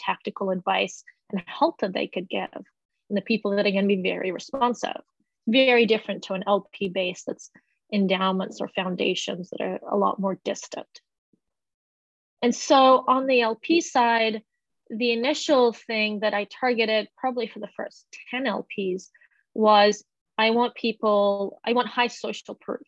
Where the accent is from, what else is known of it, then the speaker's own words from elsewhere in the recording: Australia; moved away; I grew up in Australia, but I haven't really worked there for the last decade